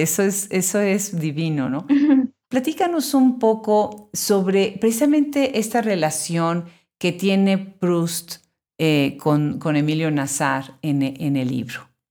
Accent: Mexico; los que nacimos en México

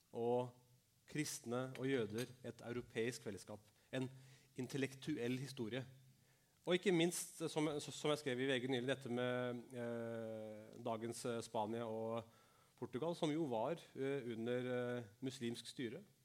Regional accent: Norway; jeg er født og oppvokst i Norge. Jeg er norsk, men mine foreldre kom fra India og Pakistan

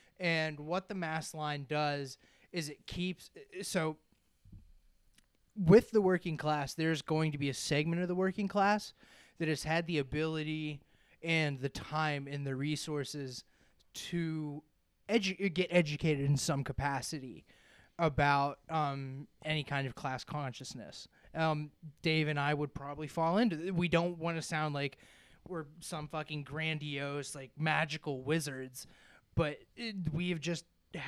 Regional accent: United States; it might be in part because I'm American

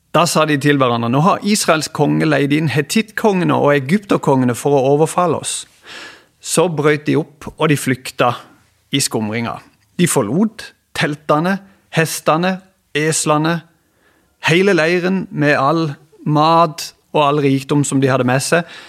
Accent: Kristiansand, Agder, Norway; jeg kommer ifra Flekkerøya, jeg bor her

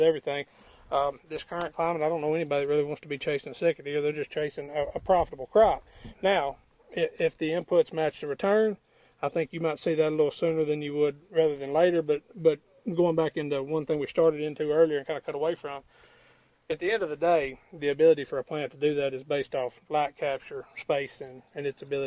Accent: West Tennessee, United States; I'm from Tennessee

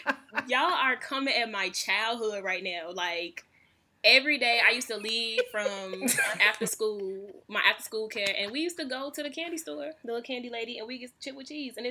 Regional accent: Chicago, Illinois, United States; moved away as an adult; In Chicago, we call it pop.

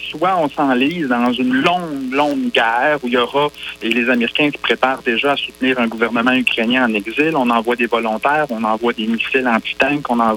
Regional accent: Coaticook, Quebec, Canada; Eh, j'ai grandi sur la rue Bourgeois, je m'ennuie bien gros de mon coin de pays.

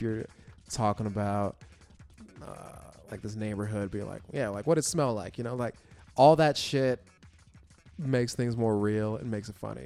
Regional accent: Florida, United States; now in New York, United States; I grew up in Florida, and there's, like, no black people around where I grew up

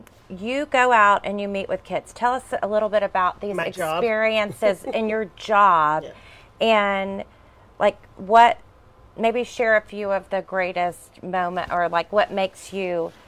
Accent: Texas, United States; accent: Texas; because of my Texas accent

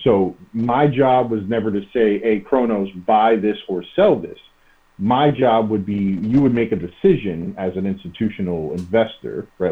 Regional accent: New York, United States; moved away as an adult; also born or lived in Chicago / Alameda; I'm a New Yorker, born and raised

